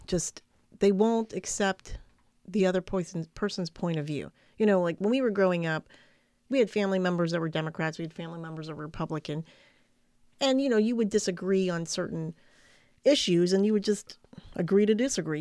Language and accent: English; United States; as an American